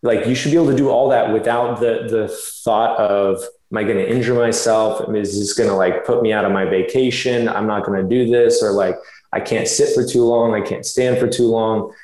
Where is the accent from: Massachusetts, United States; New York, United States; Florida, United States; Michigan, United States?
Florida, United States; moved away as an adult; also born or lived in California; I did grow up in Florida since I was about four years old